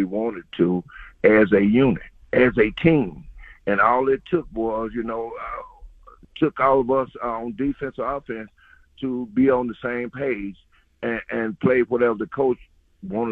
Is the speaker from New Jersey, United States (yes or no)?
no; Hazlehurst, Mississippi, United States; my hometown in Hayhurst, Mississippi.